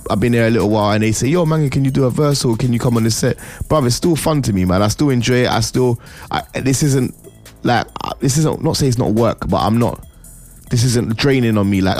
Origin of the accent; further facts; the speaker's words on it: Birmingham, West Midlands, United Kingdom; Even though I'm from Birmingham, I'm gonna